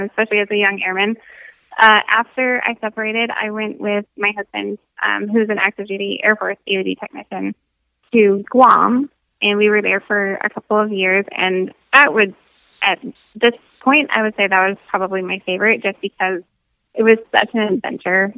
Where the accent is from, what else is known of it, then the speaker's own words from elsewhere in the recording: Michigan, United States; moved away as an adult; growing up in Michigan